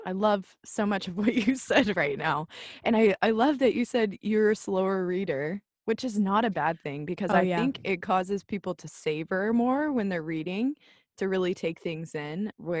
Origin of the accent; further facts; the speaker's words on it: California, United States; I am from Southern California. I live in San Diego.